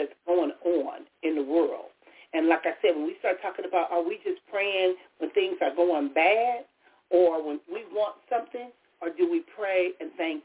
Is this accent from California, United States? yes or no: yes; Compton, California, United States; as a kid growing up in Compton